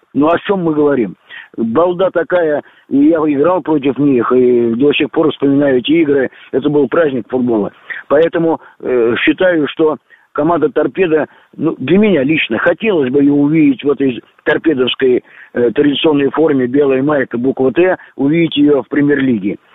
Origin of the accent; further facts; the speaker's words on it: Moscow, Russia; я сам москвич